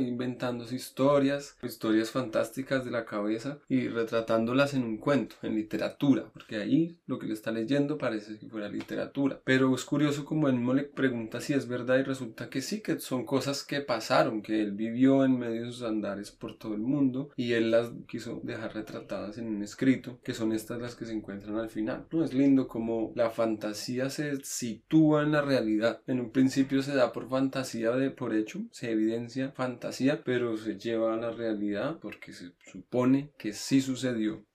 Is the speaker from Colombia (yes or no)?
yes; Bogotá, Colombia; yo como buen cachaco